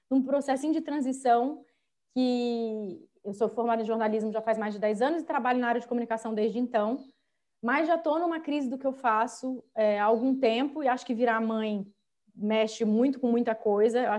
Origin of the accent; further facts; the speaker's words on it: São José dos Campos, São Paulo, Brazil; accent: meio mineiro, meio carioca; now in São Paulo, Brazil; moro em São Paulo agora, mas eu sou de São José dos Campos, que é o interior de São Paulo.